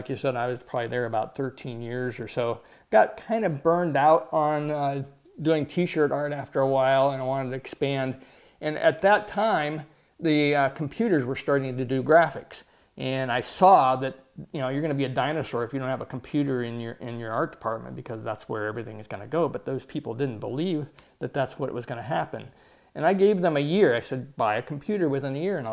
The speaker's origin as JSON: {"language": "English", "region": "Ohio", "country": "United States", "tie": "born or raised there", "also_born_or_lived": "San Diego, California", "moved": "as an adult", "said": "I didn't want to stay in Ohio where I grew up"}